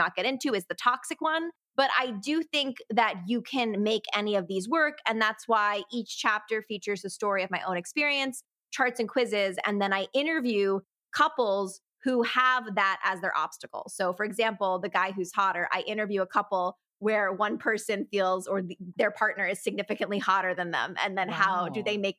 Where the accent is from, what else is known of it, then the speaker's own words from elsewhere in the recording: Connecticut, United States; moved away as an adult; also born or lived in New York City; now in Los Angeles, United States; I'm from Connecticut, so we're close to New York City